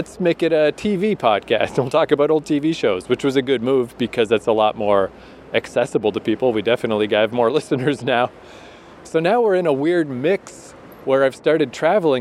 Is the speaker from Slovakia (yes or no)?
no; Eastern Canada, Canada; moved away as an adult; also born or lived in Vancouver, Canada; now in South Korea; Eastern Canada, which is where we're from.